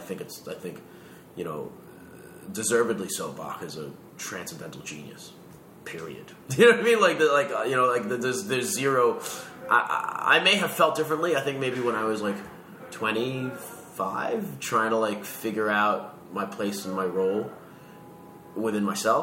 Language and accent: English; Queens, New York, United States; Right here in New York. So, when I was really little, I grew up in Jackson Heights